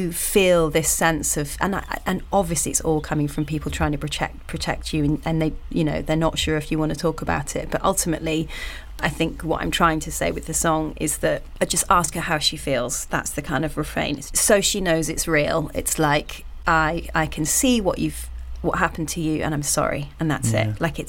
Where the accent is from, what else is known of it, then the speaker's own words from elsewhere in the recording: United Kingdom; we're all British and quite polite and awkward, you know.